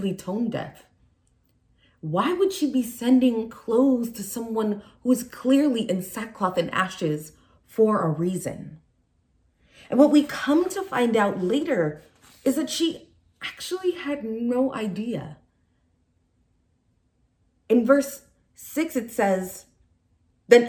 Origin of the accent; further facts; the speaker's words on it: San Francisco, California, United States; moved away; also born or lived in Nigeria; I was born in Nigeria, and I grew up in San Francisco, California